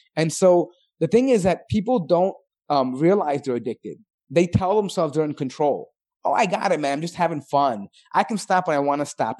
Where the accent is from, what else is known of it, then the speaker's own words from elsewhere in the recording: Chicago, Illinois, United States; being born and bred in America, like, especially for some of us that were living in Chi-, places like Chicago